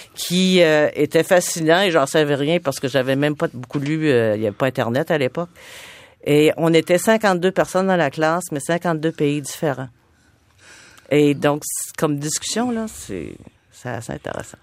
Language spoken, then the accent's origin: French; Nantes, Quebec, Canada; also born or lived in Asbestos, Quebec; quand j'avais 4 ans, on est déménagé à Nantes parce que mon père a acheté un magasin général. Et c'est là que j'ai passé mon enfance